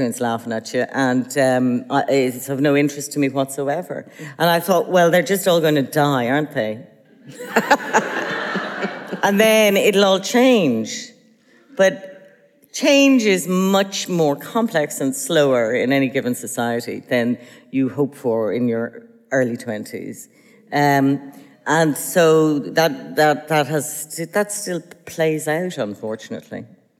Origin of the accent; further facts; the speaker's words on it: Ireland; when you're growing up in Ireland